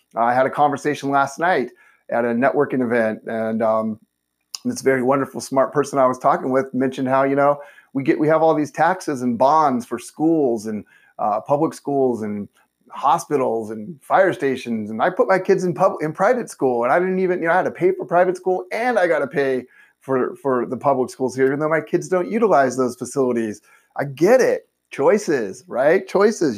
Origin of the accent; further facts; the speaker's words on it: Southern California, United States; I'm a native. I was born and raised in Southern California. I've never lived anywhere else.